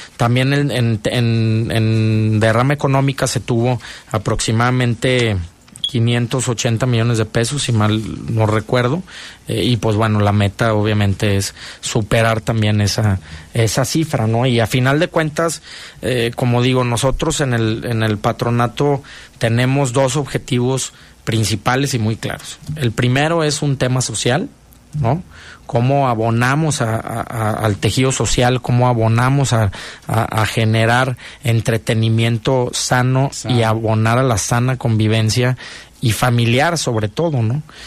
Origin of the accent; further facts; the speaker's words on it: León, Guanajuato, Mexico; como buen eh, leonés y guanajuatense